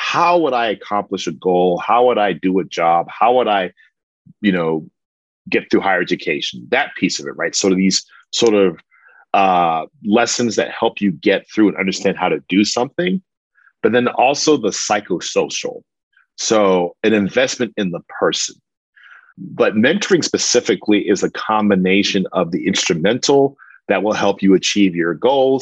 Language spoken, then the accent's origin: English; Austin, Texas, United States; I'm from Southeast Austin, educated in East Austin